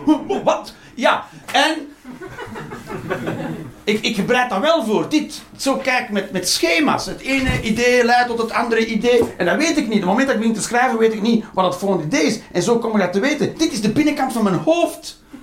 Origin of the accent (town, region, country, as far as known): Flanders, Belgium